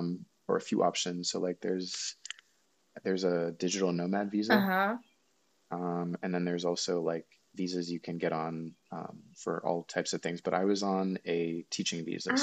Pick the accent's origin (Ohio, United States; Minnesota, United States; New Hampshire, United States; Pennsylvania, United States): Minnesota, United States; Saint Paul; moved away as an adult; also born or lived in New York / Bogota, Colombia; I was born here in St. Paul, Minnesota. Mm-hmm. And I grew up here in a suburb, and then I went to university sometime after high school. Mm-hmm. And then I lived in New York for 6 years.